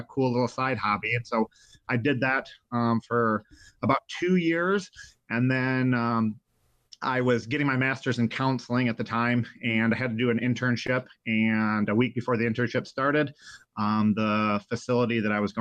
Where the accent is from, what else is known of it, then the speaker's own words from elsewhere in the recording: Jackson, Michigan, United States; I grew up in Jackson, Michigan, tons of swamps